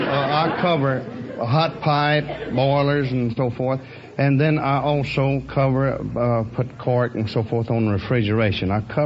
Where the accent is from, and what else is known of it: Texas, United States